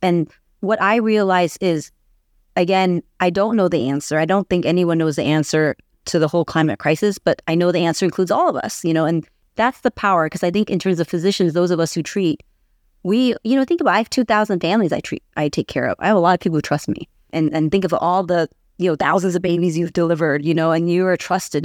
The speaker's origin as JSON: {"language": "English", "town": "San Diego", "region": "California", "country": "United States", "tie": "born or raised there", "said": "I was born and raised in San Diego. So I'm from here."}